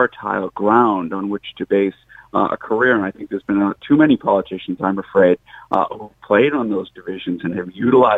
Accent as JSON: {"language": "English", "town": "Boston", "region": "Massachusetts", "country": "United States", "tie": "born or raised there", "moved": "as an adult", "lives_now": "Ireland", "said": "my home country of America"}